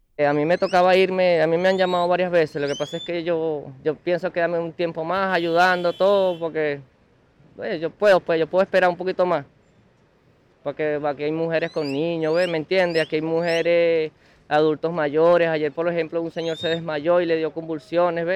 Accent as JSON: {"language": "Spanish", "country": "Venezuela", "moved": "as an adult", "said": "yo como venezolano"}